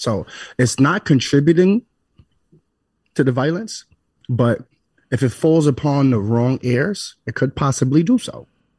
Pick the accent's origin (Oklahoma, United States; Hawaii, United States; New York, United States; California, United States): New York, United States; New York City; because I'm from New York City, born and raised